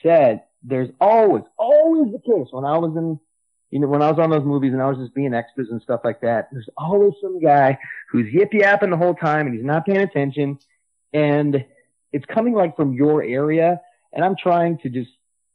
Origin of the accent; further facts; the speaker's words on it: Minneapolis, Minnesota, United States; I grew up in Minneapolis